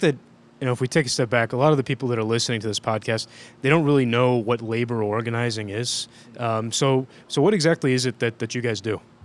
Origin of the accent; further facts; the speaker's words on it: Ohio, United States; I'm from Ohio